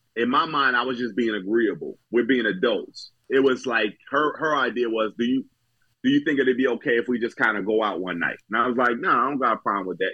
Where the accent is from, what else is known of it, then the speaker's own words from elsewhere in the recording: New Jersey, United States; moved away; I'm from Jersey originally